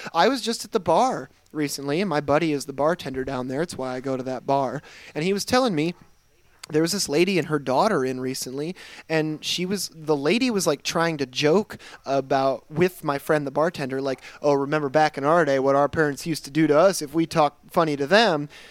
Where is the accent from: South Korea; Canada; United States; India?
United States; Michigan; I grew up in Michigan. I grew up in Michigan, where we have winter